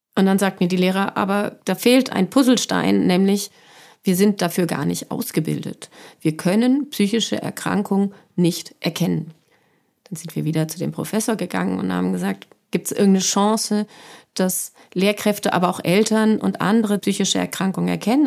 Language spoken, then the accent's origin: German; Frankfurt, Hesse, Germany; ich komme aus Frankfurt